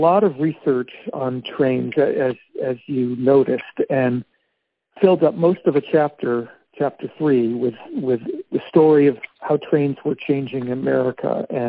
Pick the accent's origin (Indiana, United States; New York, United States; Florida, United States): Indiana, United States; I grew up more in Indiana on the northern side.